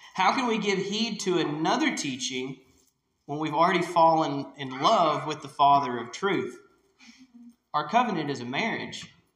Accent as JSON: {"language": "English", "town": "Whitesville", "region": "Kentucky", "country": "United States", "tie": "born or raised there", "lives_now": "Hardinsburg, United States", "said": "I grew up in Whitesville, Kentucky"}